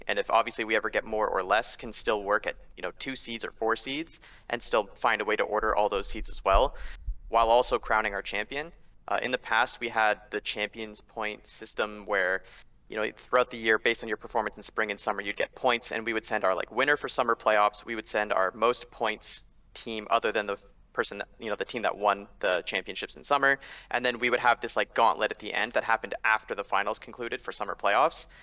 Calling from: Los Angeles, California, United States; Calling from Los Angeles, California

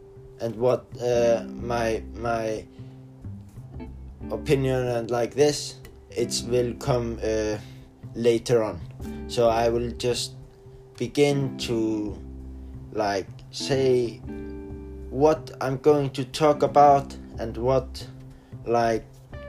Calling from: Norway; I'm studying in Flensburg. I'm online from Norway, so the teacher is always like going and send me like emails and things like

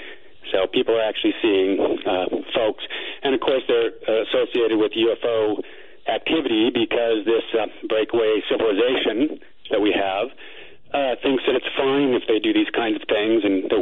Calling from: Phoenix, Arizona, United States; from Phoenix, and I'm hoping to demystify this experience for you a little bit

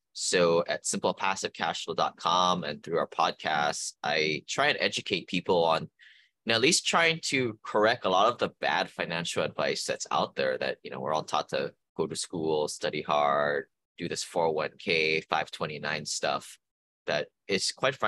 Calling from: Honolulu, Hawaii, United States; I am calling from Honolulu, Hawaii.

